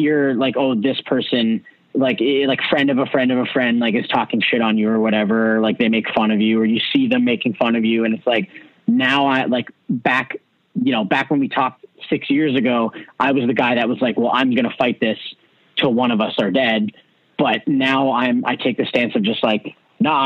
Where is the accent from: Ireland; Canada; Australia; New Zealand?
Canada; Hamilton, Ontario; growing up in Hamilton